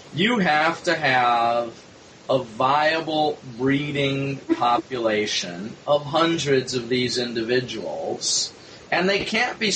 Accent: Midwest, United States; now in New York, United States; I'm now in New York, but I grew up in the Midwest.

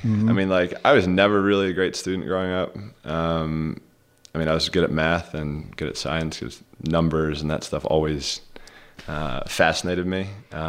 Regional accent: Rogers Forge, Maryland, United States; We grew up in Rogers Forge, Maryland.

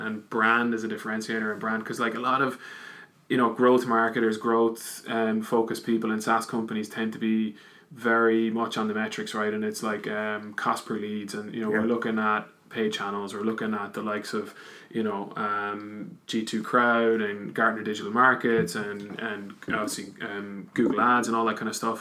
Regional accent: Wexford, Leinster, Ireland; now in Dublin, Ireland; I'm actually from Wexford, but based in Dublin.

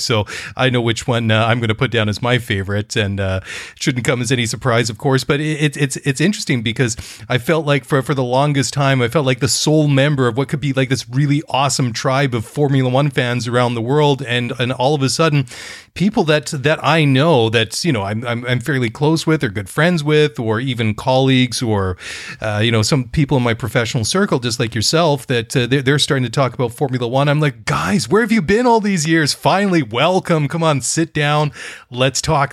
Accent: Canada; I'm Canadian guy

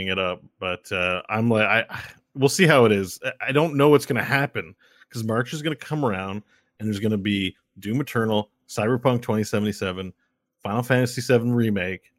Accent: Canada; we're as Canadian as Canadian gets in terms of surviving cold weather

